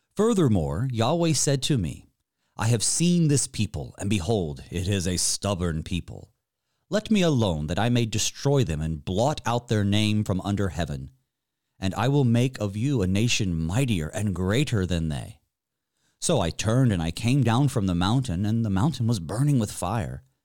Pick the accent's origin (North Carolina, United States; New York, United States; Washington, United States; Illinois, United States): North Carolina, United States; Western; growing up in Western North Carolina